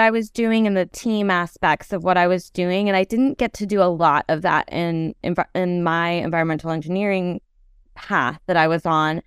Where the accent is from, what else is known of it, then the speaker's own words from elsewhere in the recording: Oregon, United States; I grew up in Oregon